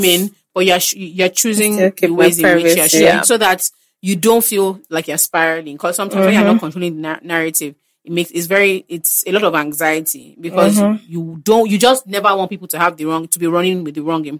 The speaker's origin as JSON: {"language": "English", "region": "Lagos", "country": "Nigeria", "tie": "born or raised there", "said": "I grew up in Lagos. I'm a Yoruba girl"}